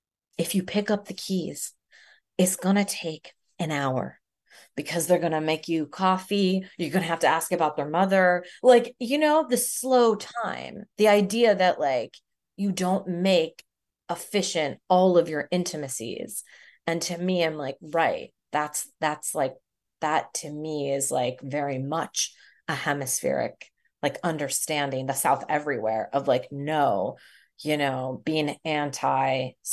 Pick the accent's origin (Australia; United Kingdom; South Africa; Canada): Canada; also born or lived in Philadelphia, United States; I grew up in Canada and from Philly, you know, like, what do I actually really know about Mumbai?